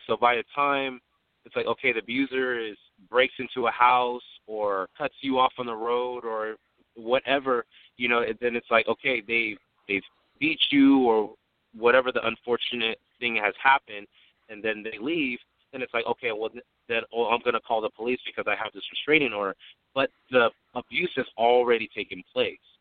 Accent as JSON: {"language": "English", "town": "San Diego", "region": "California", "country": "United States", "tie": "born or raised there", "said": "I'm from San Diego, California, born and raised"}